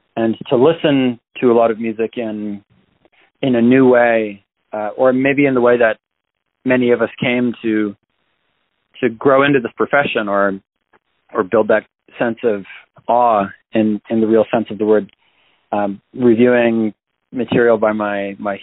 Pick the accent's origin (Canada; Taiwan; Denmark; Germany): Canada; Toronto, Ontario; also born or lived in Los Angeles / California; now in New York City, United States; I was born and raised in Toronto, Canada